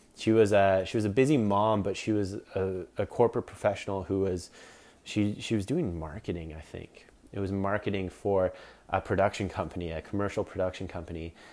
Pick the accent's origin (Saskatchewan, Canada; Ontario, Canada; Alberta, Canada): Ontario, Canada; Collingwood; Small town called Collingwood, Ontario